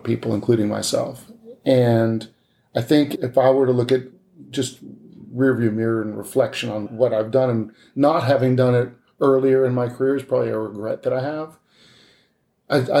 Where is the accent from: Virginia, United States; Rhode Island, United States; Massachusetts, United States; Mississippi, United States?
Massachusetts, United States; outside of Boston; moved away; I grew up outside of Boston